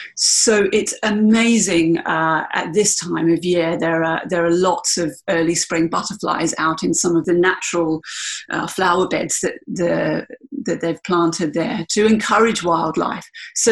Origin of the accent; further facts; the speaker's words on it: Canberra, Australian Capital Territory, Australia; also born or lived in Washington, D.C. / East Dale, Victoria; So I grew up initially in America. And then we came back to Australia. My father was, he was then working as a military attaché. So we came back to Canberra, and I guess Canberra is kind of my home, really, even though I wasn't born there.